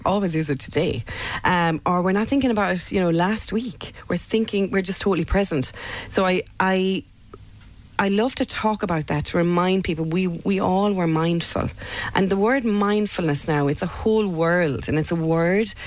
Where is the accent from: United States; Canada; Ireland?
Ireland; as Irish people, for many of us growing up, you know, for me in the 70s, 80s